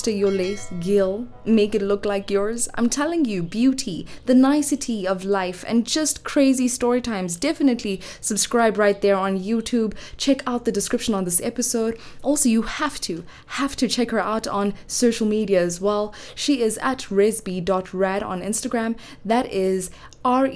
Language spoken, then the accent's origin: English; Johannesburg, Gauteng, South Africa; I come from the West Side of Johannesburg, born and bred